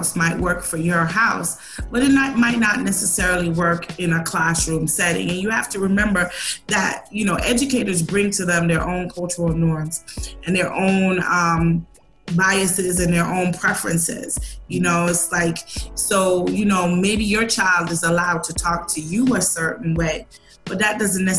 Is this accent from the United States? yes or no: no; Jamaica; I'm Jamaican